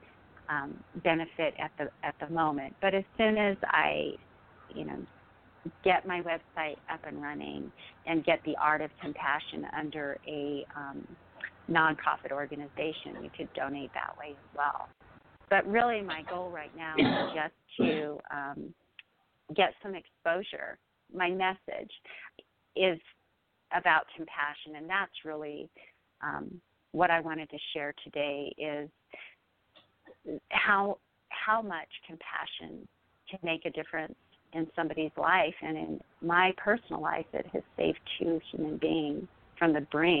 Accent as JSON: {"language": "English", "country": "United States", "said": "having been that consumeristic American middle-class woman"}